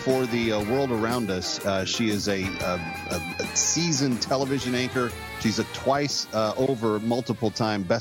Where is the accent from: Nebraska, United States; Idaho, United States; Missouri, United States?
Missouri, United States; Springfield; now in New York, United States; that's my birthplace.